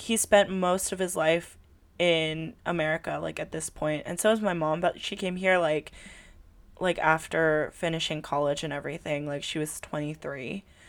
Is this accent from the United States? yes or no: yes; California, United States; first language Tagalog; English is a second language; I live in California